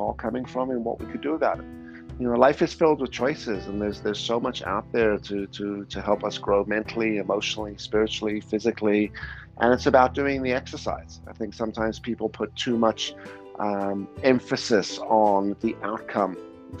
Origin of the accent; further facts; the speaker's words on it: South Africa; moved away; also born or lived in Canada; I grew up in South Africa as well